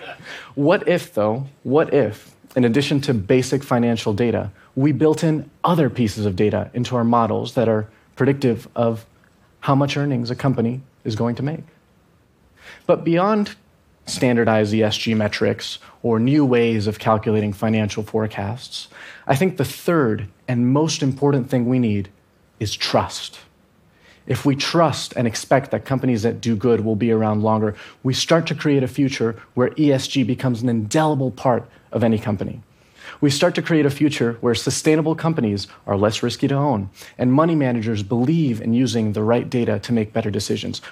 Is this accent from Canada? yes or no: no; Venezuela; I'm from Venezuela